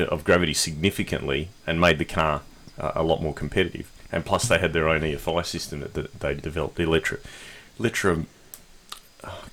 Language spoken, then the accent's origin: English; Australia; We're Australian